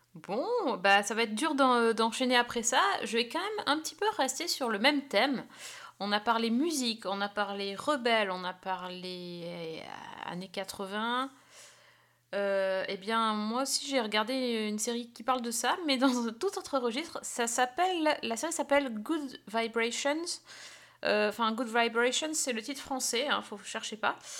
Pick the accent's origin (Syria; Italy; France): France; chez nous en France